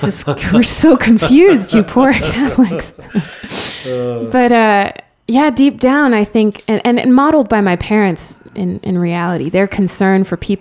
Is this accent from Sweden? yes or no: no; Spain; first language Spanish; English is a second language; now in United States; there was no difference between me and all my Spanish friends, and went to Spanish public school. My first language was Spanish. My real kind of cultural association is in Spain.